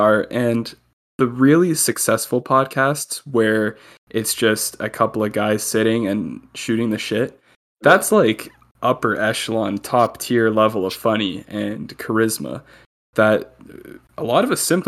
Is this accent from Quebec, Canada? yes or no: no; Milton, Ontario, Canada; I grew up in Milton